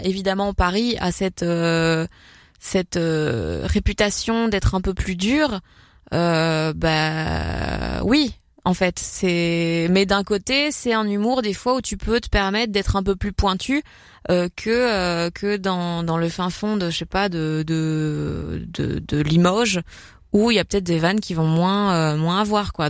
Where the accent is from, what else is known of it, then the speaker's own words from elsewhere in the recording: Belgium; l'influence du flamand euh, chez nous